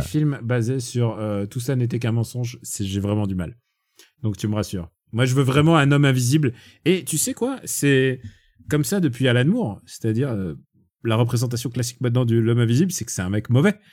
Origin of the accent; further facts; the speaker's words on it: Russia; moved away; je suis russe, je peux, je peux parler en russe